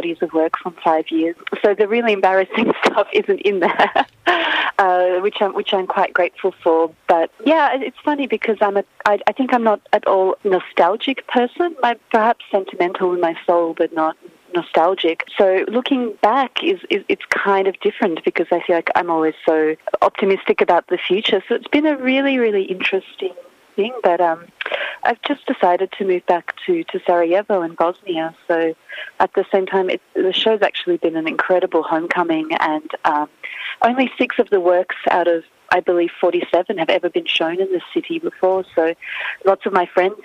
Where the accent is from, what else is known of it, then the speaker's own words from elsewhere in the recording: Ukraine; now in Australia; growing up in Ukraine